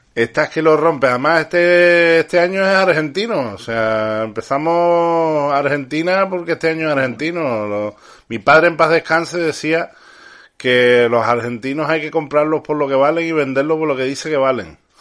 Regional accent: Canary Islands, Spain; now in Andalusia, Spain; yo no soy andaluz, soy canario, pero ya como llevo tantos años adoptado en esta maravillosa tierra, como si fuera andaluz.

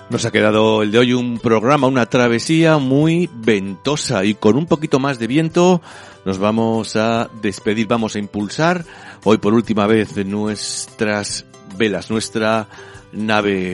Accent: Almice, Basque Country, Spain; mi pueblito, yo soy de, de Almice

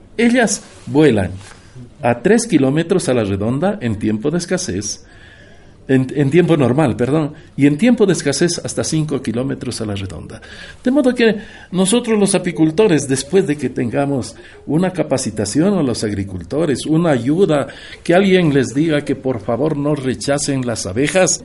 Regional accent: Carchi, Ecuador; now in Atacames, Ecuador; Y vengo de Atacames, pero soy de la provincia del Carchi, allá nací. Pero en Atacames he hecho mi vida como profesor. durante cuarenta años

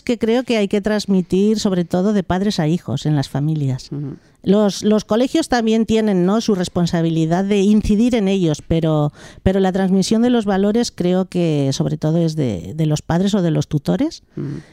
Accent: Sant Feliu de Llobregat, Catalonia, Spain; also born or lived in Malpartida de Cáceres, Extremadura; cuando tenía dos años ya mis padres emigraron desde Extremadura a Cataluña, como tantas familias del sur de España. Sí. Y, y emigraron a San, Felipe de Llobregat y sigo estando allí en el Valle Llobregat viviendo

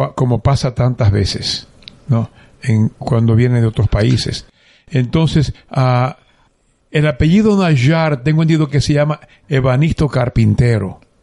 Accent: San Juan de la Maguana, San Juan, Dominican Republic; moved away as an adult; also born or lived in Ponce, Puerto Rico / San Lorenzo, Puerto Rico; now in Guayama, Puerto Rico; Yo soy dominicano. Ok. Nací en un pueblo llamado San Juan de la Maguana

